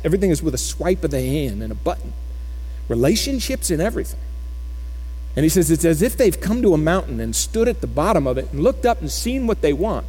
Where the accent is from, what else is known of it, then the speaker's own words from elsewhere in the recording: Florida, United States; now in Keller, United States; I grew up in Florida.